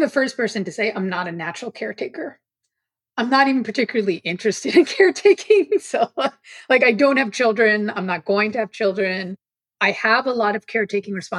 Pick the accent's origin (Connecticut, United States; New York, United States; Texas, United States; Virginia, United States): New York, United States; New York City; I grew up on Staten Island, which is one of the boroughs of New York City